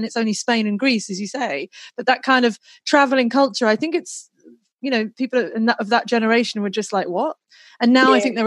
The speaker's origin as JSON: {"language": "English", "town": "Reading", "region": "South East England", "country": "United Kingdom", "tie": "born or raised there", "also_born_or_lived": "Sandbach, Cheshire / London / Leeds", "moved": "as an adult", "lives_now": "Australia", "said": "I was born up in Manchester in a little town called Sandbach, but then I moved down south when I was about 7 or 8, near to Henley. I say Henley, it was nearer to Reading"}